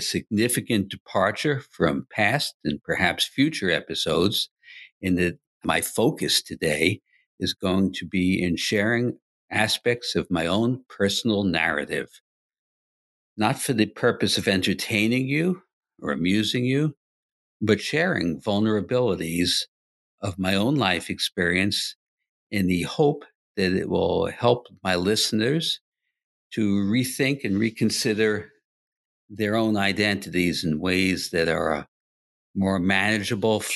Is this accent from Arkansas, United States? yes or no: no; New York City, New York, United States; I grew up primarily in Queens, New York. We moved there when I was 5 years old